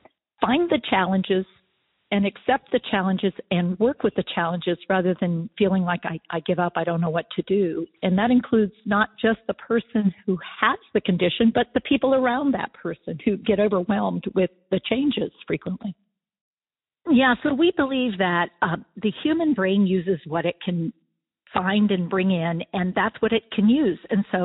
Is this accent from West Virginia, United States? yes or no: yes; West Virginia, United States; also born or lived in Pennsylvania; now in North Carolina, United States; I want to let everybody know … I live in North Carolina. I'm originally from West Virginia and Pennsylvania